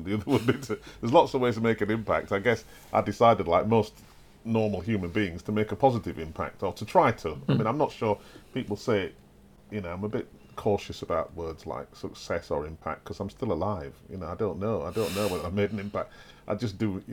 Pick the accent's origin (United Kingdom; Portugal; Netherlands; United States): United Kingdom; Wakefield, Yorkshire and the Humber; I grew up in Wakefield